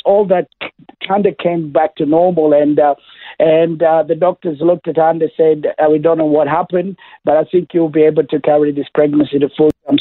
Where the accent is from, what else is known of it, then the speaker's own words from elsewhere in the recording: Kenya; now in Toowoomba, Australia; I was born in Kenya, that's uh, East Africa